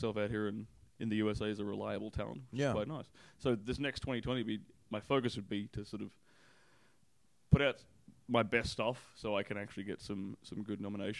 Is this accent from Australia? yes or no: yes; Perth, Western Australia, Australia; accent: Australian; moved away as an adult; also born or lived in Melbourne / England / Budapest; now in United States; I moved to Melbourne. I'm from Perth, which is the west coast of Australia.